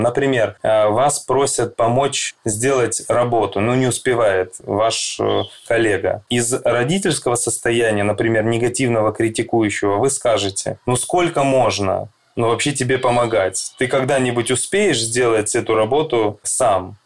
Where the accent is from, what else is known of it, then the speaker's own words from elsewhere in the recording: Krasnodar, Krasnodar Krai, Russia; also born or lived in Saint Petersburg; я из Краснодара, психолог